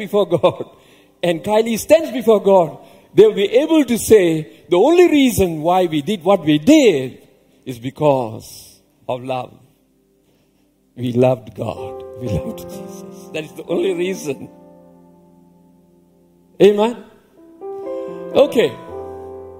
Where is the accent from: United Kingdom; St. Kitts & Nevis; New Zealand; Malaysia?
Malaysia; I grew up in a rubber estate.